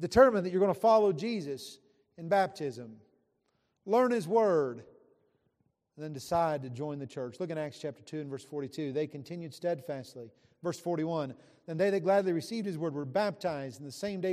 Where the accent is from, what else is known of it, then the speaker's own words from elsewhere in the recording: West Virginia, United States; I grew up in West Virginia